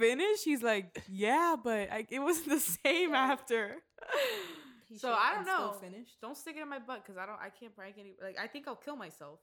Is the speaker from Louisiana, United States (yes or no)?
no; Miami, Florida, United States; I'm from Miami